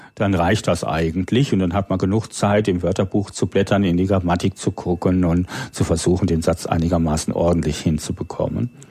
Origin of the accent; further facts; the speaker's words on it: Low German-speaking area, Northern Germany, Germany; first language German; now in Berlin, Germany; meine Muttersprache ist das Hochdeutsche, obwohl ich im dem niederdeutschen Sprachgebiet aufgewachsen bin